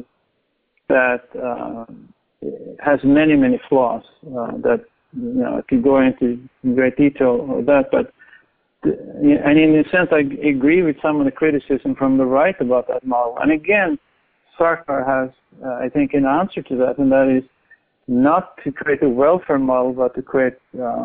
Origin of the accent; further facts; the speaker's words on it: Norway; moved away; I grew up in Norway, and I'm quite familiar with that society